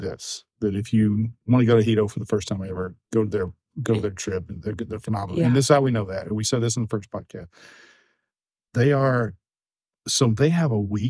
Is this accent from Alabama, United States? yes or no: yes; Alabama, United States; growing up in Alabama